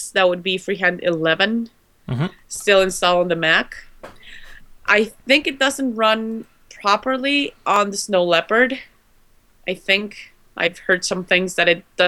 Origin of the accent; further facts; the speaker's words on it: Guatemala; I'm from Guatemala